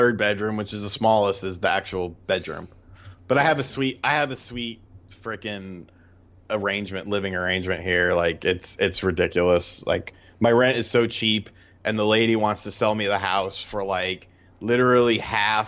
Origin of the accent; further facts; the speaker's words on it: Bridgeport, Connecticut, United States; moved away; also born or lived in Monroe, Connecticut; I was born in Bridgeport, lived in Monroe